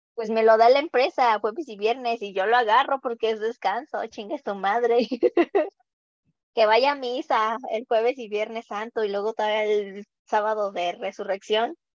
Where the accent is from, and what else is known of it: Mexico